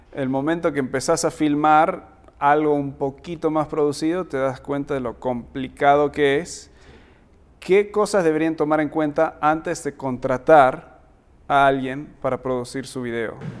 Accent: United States; moved away; soy gringo, soy, eh, eh, o sea, me eduqué en Estados Unidos

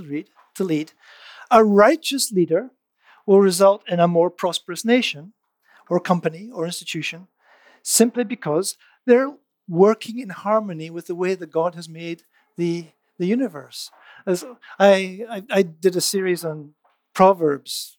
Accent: United Kingdom; I'm British

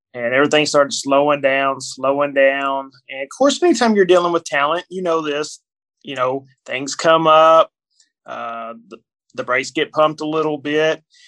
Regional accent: Kentucky, United States; I'm born and raised in Kentucky, in a small town in Kentucky.

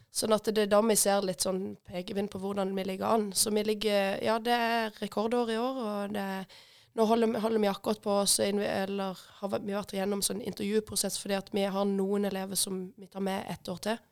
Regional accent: Hille, Agder, Norway; jeg er født, født og oppvokst på Hille, faktisk.

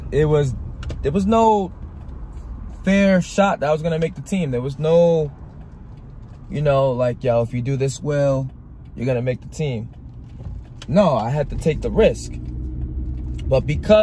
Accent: Rhode Island, United States; I'm from Rhode Island

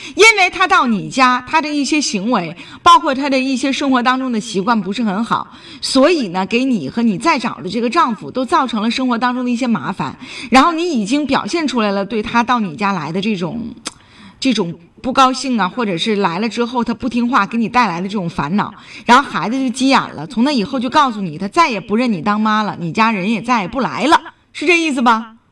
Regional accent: Northeast China, China; accent: Northeastern (Dongbei) dialect; 我们东北话没有

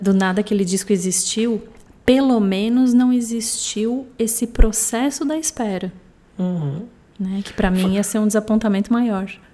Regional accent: Porto Alegre, Rio Grande do Sul, Brazil; de Porto Alegre, onde eu nasci

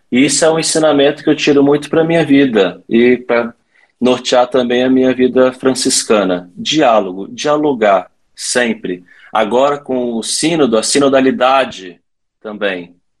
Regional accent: Vila Velha, Espírito Santo, Brazil; moved away as an adult; also born or lived in Petrópolis; eu sou natural lá de Vila Velha, do Espírito Santo

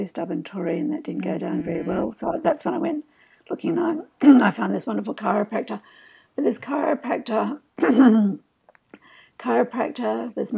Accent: Australia; also born or lived in Boston suburb; I was from Australia

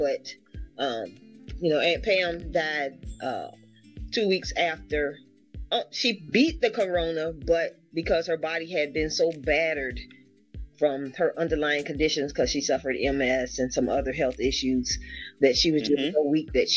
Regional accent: Savannah, Georgia, United States; from Savannah, Georgia

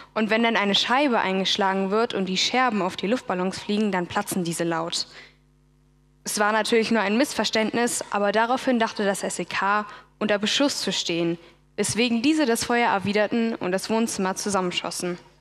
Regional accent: Berlin, Germany; Ich bin aufgewachsen in Berlin als eine von vier Geschwistern

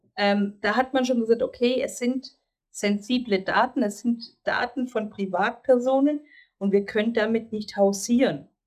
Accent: Greece; now in Germany; ich als gebürtige Griechin

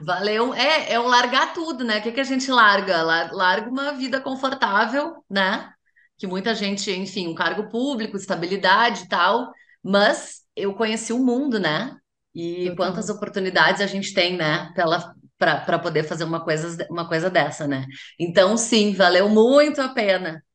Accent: Porto Alegre, Rio Grande do Sul, Brazil; eu sou natural de Porto Alegre

